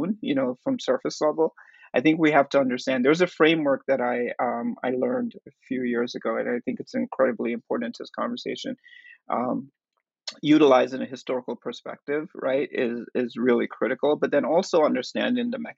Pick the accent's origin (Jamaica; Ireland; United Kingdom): Jamaica; now in New York City, United States; I'm from Jamaica